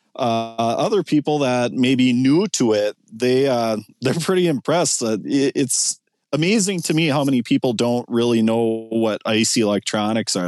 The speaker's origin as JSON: {"language": "English", "town": "Ortonville", "region": "Minnesota", "country": "United States", "tie": "born or raised there", "said": "where I grew up in Ortonville"}